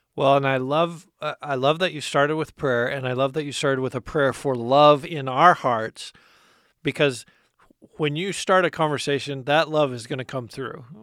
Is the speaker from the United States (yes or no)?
yes; United States; us as American Christians